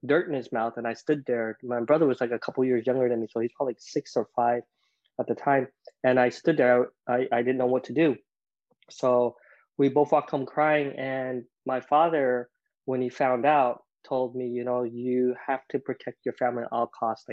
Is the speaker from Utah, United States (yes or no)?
yes; Provo, Utah, United States; also born or lived in Vietnam; I grew up in Provo, Utah